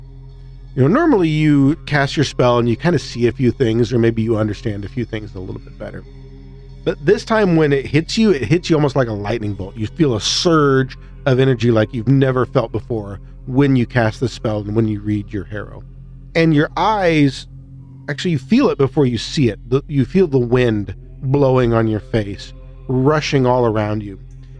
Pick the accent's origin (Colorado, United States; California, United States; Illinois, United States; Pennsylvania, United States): Illinois, United States; I'm from Illinois, motherfucker.